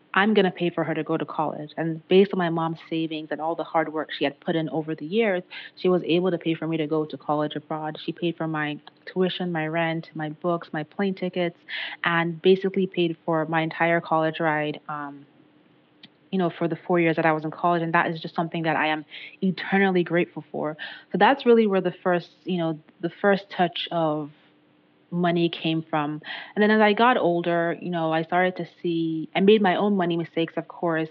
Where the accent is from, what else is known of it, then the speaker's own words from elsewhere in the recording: Nigeria; moved away as an adult; I'm originally from Nigeria